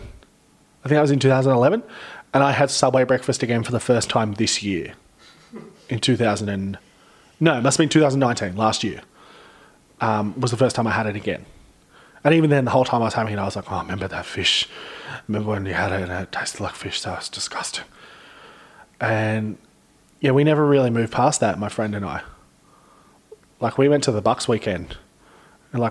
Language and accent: English; Central Coast, New South Wales, Australia; also born or lived in Hornsby; I grew up on the Central Coast